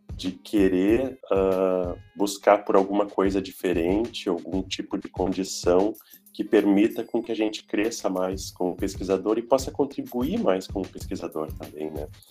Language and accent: Portuguese; Brazil; moved away; Eu sou brasileiro.